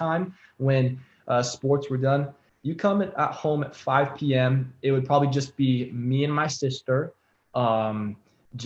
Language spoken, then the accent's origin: English; Bend, Oregon, United States; I grew up in Bend